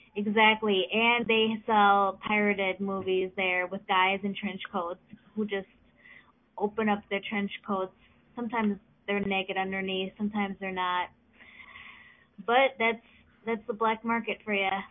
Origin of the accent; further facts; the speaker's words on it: Minnesota, United States; accent: Minnesota; my um Minnesota accent